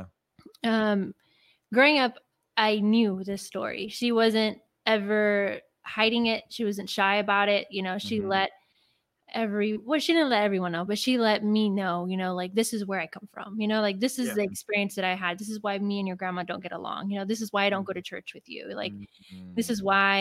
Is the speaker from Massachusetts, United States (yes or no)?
no; Los Angeles, California, United States; I was born and raised in Los Angeles, California.